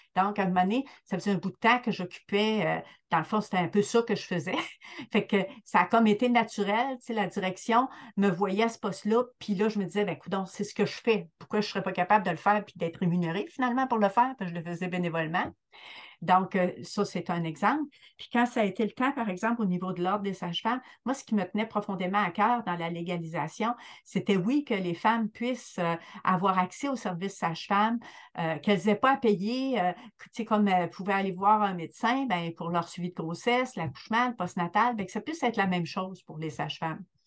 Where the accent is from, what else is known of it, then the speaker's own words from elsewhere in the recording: Rimouski, Quebec, Canada; je suis native là, de, du BIC, de Rimouski